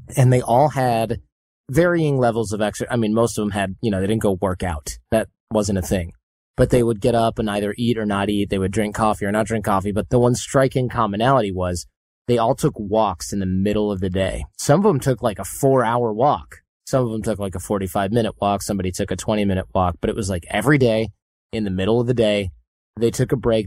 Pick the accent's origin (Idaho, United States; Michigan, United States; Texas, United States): Michigan, United States; Detroit; I'm from Detroit